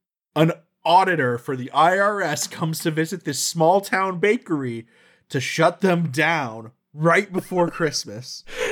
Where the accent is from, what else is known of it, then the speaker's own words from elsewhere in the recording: Georgia, United States; I'm a Catholic from Georgia